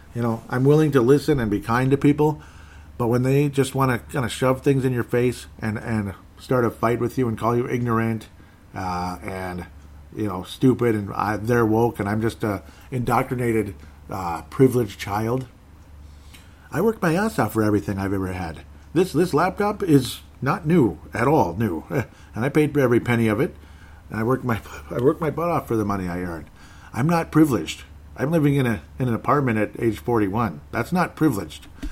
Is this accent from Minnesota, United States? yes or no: yes; Golden Valley, Minnesota, United States; I'm from Golden Valley, Minnesota